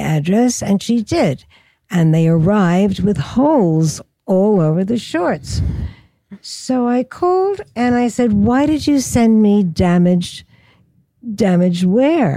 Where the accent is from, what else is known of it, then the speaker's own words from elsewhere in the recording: New York City, New York, United States; I was born in Brooklyn, and I spent my whole growing up years in Brooklyn.